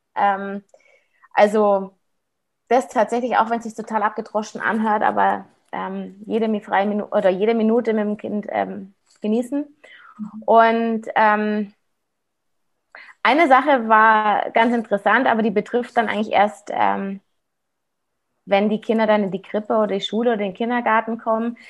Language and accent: German; Munich, Bavaria, Germany; ich bin ja aus Aubing, ich bin ja hier aus Münchner Westen